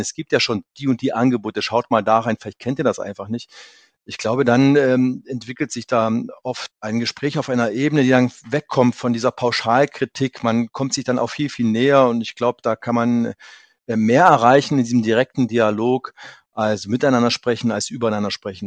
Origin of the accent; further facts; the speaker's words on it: Lusatia, Saxony, Germany; ich komme ja aus der Lausitz, in der Region äh, zwischen Dresden und der polnischen und tschechischen Grenze